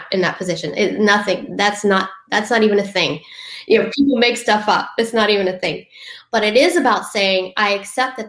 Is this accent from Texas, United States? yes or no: no; Southern Louisiana, United States; I'm from Southern Louisiana.